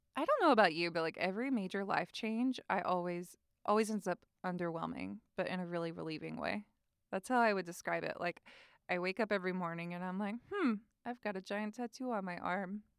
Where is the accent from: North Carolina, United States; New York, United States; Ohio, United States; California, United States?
North Carolina, United States; moved away; I'm from North Carolina, and the state flower is dogwood, and also I'm from the Bible Belt, born and raised